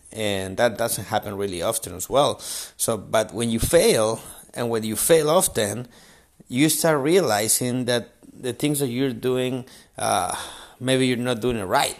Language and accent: English; Chile; I'm from Chile